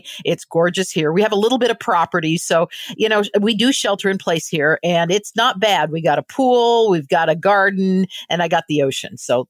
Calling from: Baja California, Mexico; Well, I'm calling in right now from Baja California. We're about an hour south of the border.

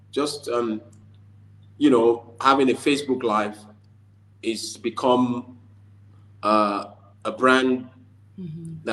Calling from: Lagos, Nigeria; I'm speaking from Lagos, Nigeria.

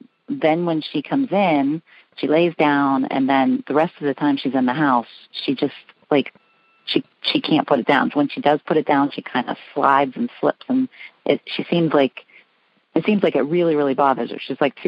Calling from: Pittsburgh, Pennsylvania, United States; I'm calling from Pittsburgh, Pennsylvania.

